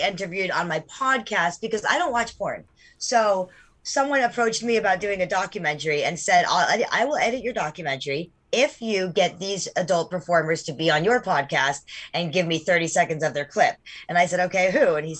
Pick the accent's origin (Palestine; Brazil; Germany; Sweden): Sweden; moved away; I'm from Sweden, so I speak fluent Swedish.